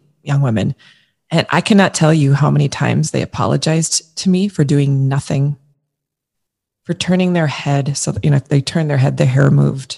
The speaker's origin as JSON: {"language": "English", "region": "Minnesota", "country": "United States", "tie": "born or raised there", "also_born_or_lived": "New York", "said": "I live in St. Paul, Minnesota. I grew up in Minnesota."}